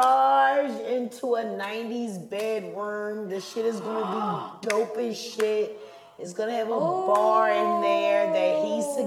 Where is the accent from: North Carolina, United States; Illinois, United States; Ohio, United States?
North Carolina, United States; Charlotte; Born and raised in Charlotte, the boy.